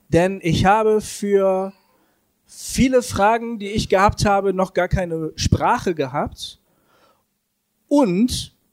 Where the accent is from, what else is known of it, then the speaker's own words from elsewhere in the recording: Bremen, Germany; Ich bin weggegangen aus Bremen, wo ich aufgewachsen bin.